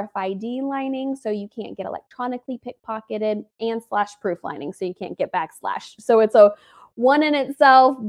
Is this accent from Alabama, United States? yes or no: yes; the South, Alabama, United States; moved away as an adult; also born or lived in Atlanta, Georgia; now in Los Angeles, United States; I'm from the South and I live